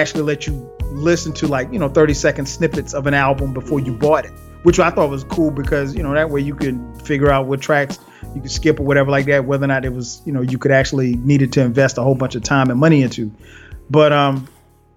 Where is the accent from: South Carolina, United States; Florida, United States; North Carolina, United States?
South Carolina, United States; Florence; moved away; my hometown of Florence, South Carolina